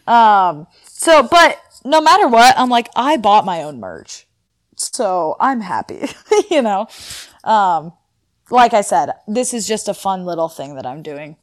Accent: Northern California, United States; I am from Northern California

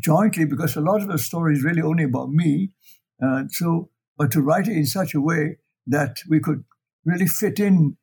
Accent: Ipoh, Perak, Malaysia; also born or lived in China; I grew up in Malaya, in Ipoh, and how I went to China, and why I came back

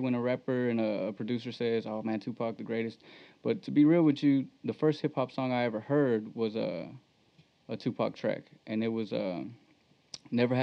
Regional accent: Hempstead, Texas, United States; also born or lived in Temple, Texas / Belton, Texas; I was born in Temple, Texas. I grew up in Central Texas in Belton. And then when I was younger, I was still in elementary when we moved over to Hempstead. So I went to school, elementary in Hempstead, and high school, graduated in Hempstead

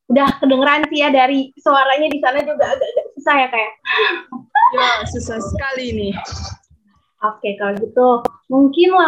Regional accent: Palembang, South Sumatra, Indonesia; now in Siau Tagulandang Biaro, Indonesia; um, asal kotanya sih dari Palembang.

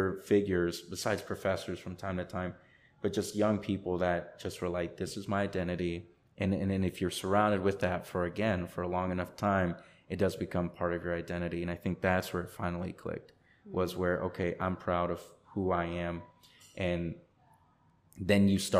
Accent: Chamblee, Georgia, United States; also born or lived in Honduras; our tiny little home in Chamblee

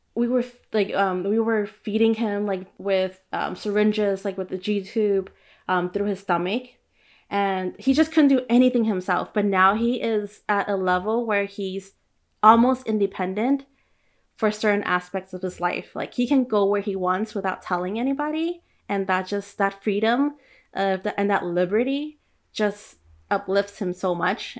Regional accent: Oakland, California, United States; I grew up by Chinatown in Oakland

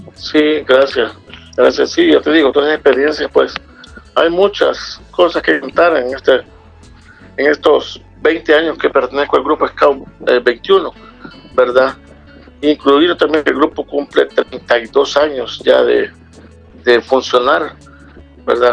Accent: El Salvador; aquí en El Salvador

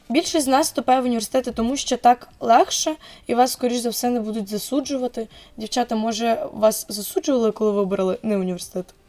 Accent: Zaporizhzhia, Zaporizhzhia Oblast, Ukraine; я фром Запоріжжя

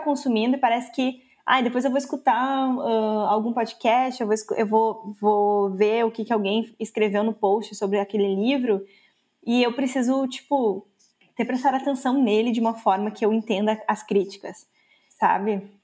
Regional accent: Brazil; eu sou brasileira

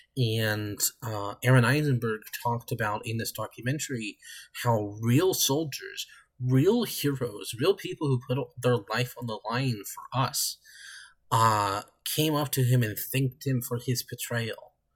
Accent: United States; as an American

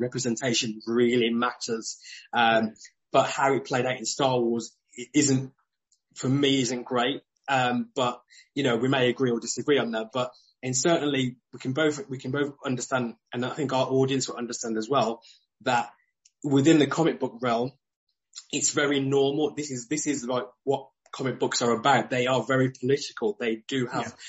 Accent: United Kingdom; especially as a Brit

